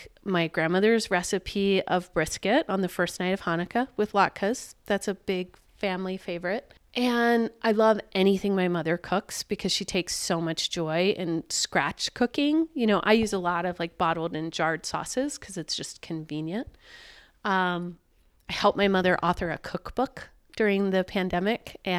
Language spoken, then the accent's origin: English; the South, United States; it's been a long life for me as a Jew. I grew up in the South in an area where I didn't live in a culturally Jewish community.